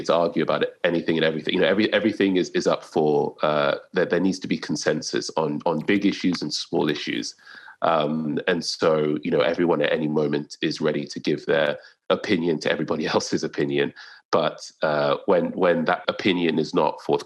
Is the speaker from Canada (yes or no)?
no; Lagos, Nigeria; born or raised there